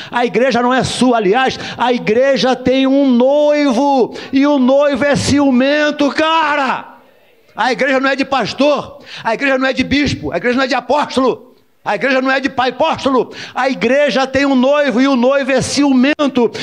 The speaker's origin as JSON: {"language": "Portuguese", "country": "Brazil", "tie": "born or raised there", "said": "Eu, nascido e criado no Jardim Metrópolis com muita honra"}